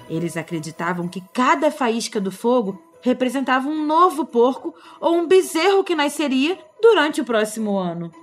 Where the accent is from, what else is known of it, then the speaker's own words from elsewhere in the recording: Rio de Janeiro, Brazil; accent: Carioca; porque eu sou nascida do Rio de Janeiro, a gente fala assim aqui.